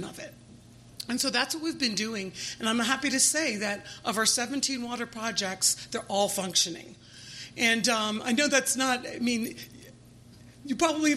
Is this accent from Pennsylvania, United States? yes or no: no; Delaware, United States; We're a registered nonprofit here in the state of Delaware, which is my home state.